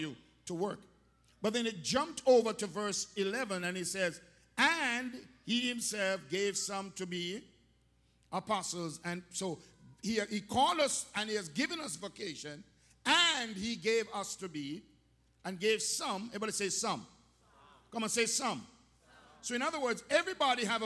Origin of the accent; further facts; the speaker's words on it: Jamaica; growing up in Jamaica, everything in Jamaica and the Western world was Babylon